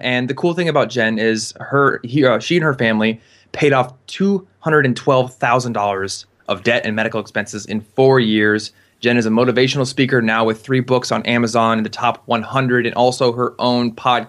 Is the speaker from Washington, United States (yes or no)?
no; Iowa, United States; I'm from Iowa.